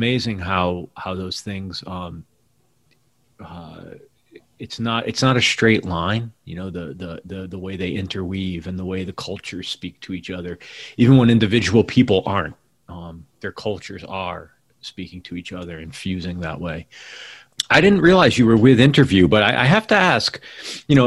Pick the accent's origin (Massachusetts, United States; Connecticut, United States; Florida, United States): Connecticut, United States; Hamden; moved away as an adult; also born or lived in New York City; I was from Hamden outside of New Haven.